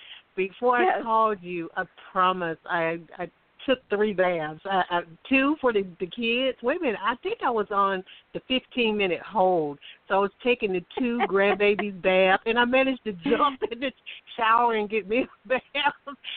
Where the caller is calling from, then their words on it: Alabama, United States; and I'm calling from Alabama.